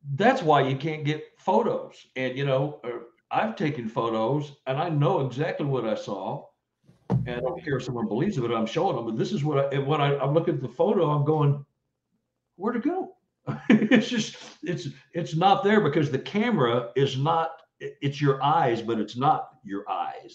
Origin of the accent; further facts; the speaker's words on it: Texas, United States; now in Missouri, United States; I'm from Texas